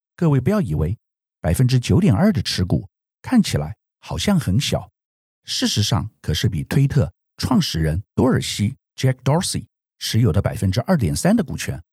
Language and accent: Chinese; Taiwan; 我们台湾人一般很少用推特